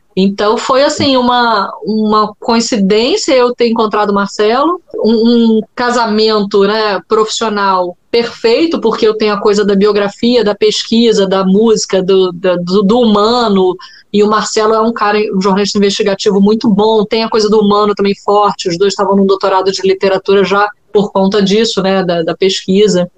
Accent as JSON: {"language": "Portuguese", "country": "Brazil", "said": "eu sou brasileira"}